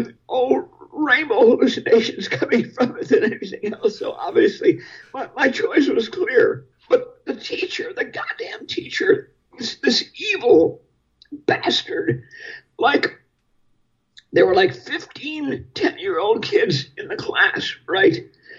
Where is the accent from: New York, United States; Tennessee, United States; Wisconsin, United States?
Wisconsin, United States; Milwaukee; born or raised there